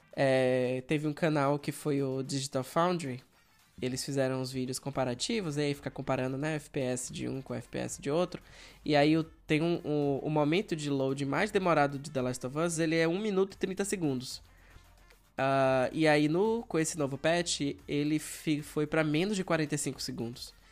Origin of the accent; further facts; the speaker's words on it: Feira de Santana, Bahia, Brazil; also born or lived in Salvador; Eu saí do interior, na época Feira de Santana, e fui para morar na capital, né? Passei no vestibular, fui morar na capital, Salvador.